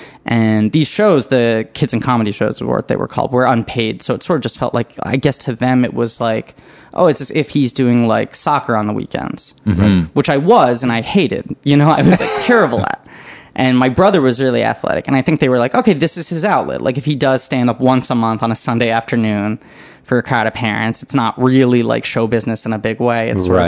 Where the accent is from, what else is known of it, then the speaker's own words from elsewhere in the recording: New York City, New York, United States; I grew up in New York City, yeah.